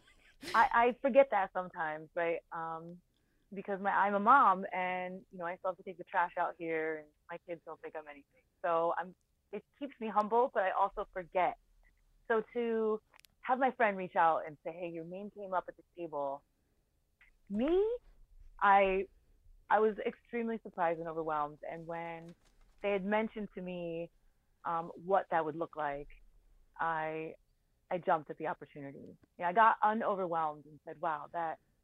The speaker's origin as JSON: {"language": "English", "region": "Connecticut", "country": "United States", "tie": "born or raised there", "also_born_or_lived": "Billings, Montana / Jersey City, New Jersey", "moved": "yes", "lives_now": "Philadelphia, United States", "said": "I grew up in Connecticut"}